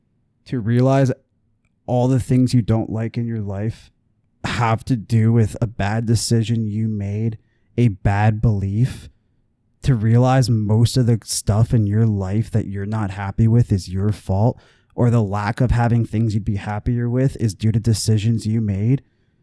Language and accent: English; New Jersey, United States; I'm from Jersey. I'm an outsider.